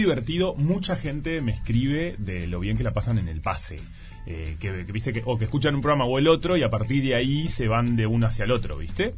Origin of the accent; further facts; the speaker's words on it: Salinas, Canelones, Uruguay; also born or lived in Montevideo; yo soy de Salinas, va, soy de Montevideo, pero viví muchos años en Salinas